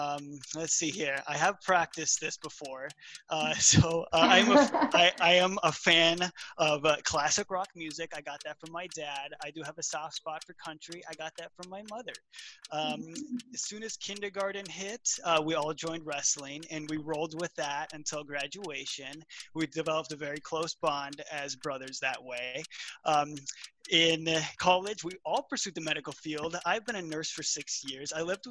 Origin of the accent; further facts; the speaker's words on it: Minnesota, United States; I'm 28 years old. I am born and raised in Minnesota. I grew up in the country with two brothers.